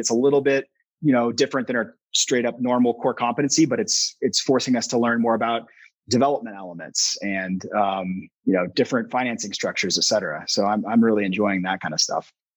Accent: Spokane, Washington, United States; moved away as an adult; also born or lived in Boston / Italy; now in Boulder, United States; I'm originally from Washington State, where I grew up kind of in the outdoors out there

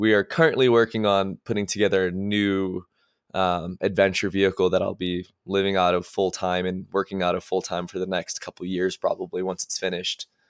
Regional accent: Massachusetts, United States; moved away as an adult; now in Park City, United States; I grew up in Massachusetts

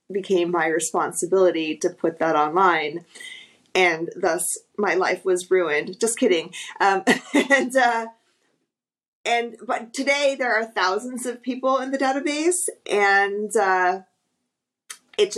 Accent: Texas, United States; moved away; I'm originally from Texas

